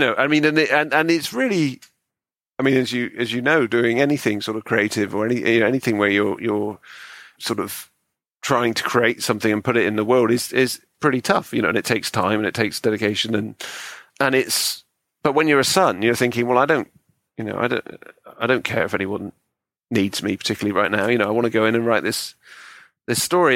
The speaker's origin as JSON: {"language": "English", "town": "Bristol", "region": "South West England", "country": "United Kingdom", "tie": "born or raised there", "moved": "yes", "said": "growing up in Bristol"}